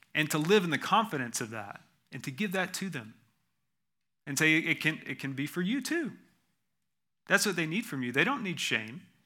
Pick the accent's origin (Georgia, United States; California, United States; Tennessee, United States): Georgia, United States; moved away; also born or lived in Texas; I'm from Georgia